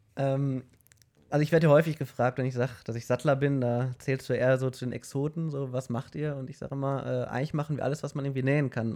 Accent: Mülheim, Germany; bei uns in Mülheim

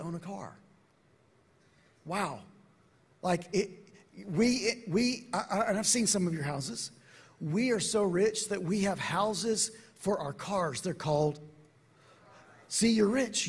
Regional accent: Atlanta, Georgia, United States; I'm from Atlanta

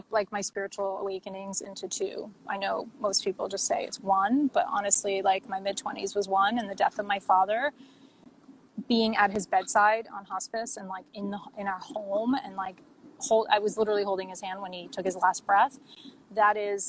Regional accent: United States; I was like, you know, an American when I went to school, but also like held really on tight to my Albanian culture

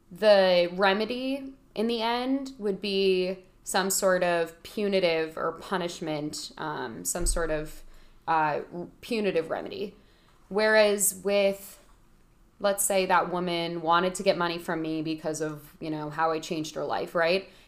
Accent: Connecticut, United States; I'm from Connecticut.

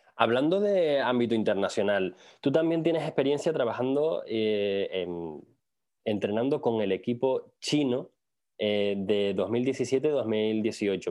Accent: Tenerife, Canary Islands, Spain; moved away as an adult; yo soy de Tenerife

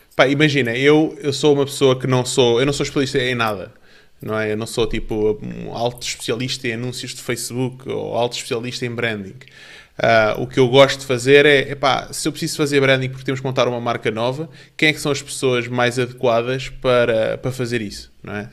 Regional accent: Portugal; also born or lived in Canada / Spain / Brazil; depois viemos para Portugal, onde eu fiz o resto da minha educação a partir do terceiro ano e, e aqui cresci

